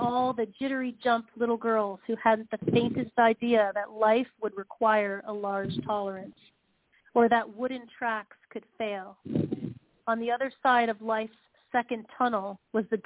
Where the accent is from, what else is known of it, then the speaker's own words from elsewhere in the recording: Cincinnati, Ohio, United States; moved away as an adult; also born or lived in Chicago / Los Angeles; I grew up in Cincinnati, Ohio, where the amusement park is called King's Island